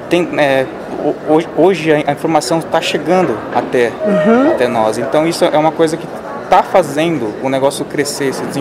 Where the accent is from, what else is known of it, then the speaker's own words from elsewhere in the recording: São Paulo, Brazil; now in Goiânia, Brazil; para quem não me conhece ainda, tenho 29 anos, sou paulista, mas atualmente moro na região centro-oeste do Brasil, moro em Goiânia.